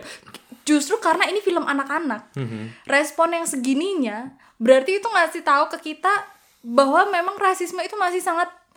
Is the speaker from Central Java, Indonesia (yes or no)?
yes; Central Java, Indonesia; aku yang dari Jawa Tengah